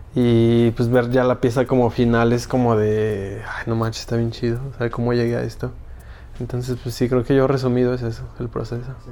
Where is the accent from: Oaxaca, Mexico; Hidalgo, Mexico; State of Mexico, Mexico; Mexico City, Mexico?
State of Mexico, Mexico; Ecatepec; now in Aguascalientes, Mexico; soy medio chilango, soy medio chilango, soy, bueno, de Catepec